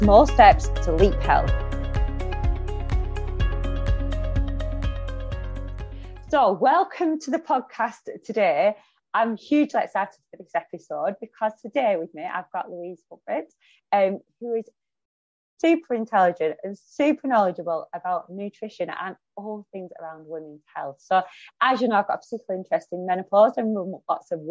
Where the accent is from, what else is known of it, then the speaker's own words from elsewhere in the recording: Lancashire, North West England, United Kingdom; accent: broad Lancashire; my broad Lancashire accent